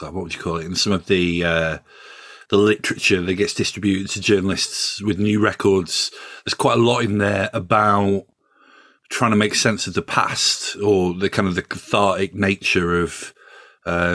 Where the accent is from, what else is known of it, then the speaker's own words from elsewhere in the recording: Yorkshire and the Humber, United Kingdom; now in London, United Kingdom; I'm from Yorkshire originally. I've lived in London for a long time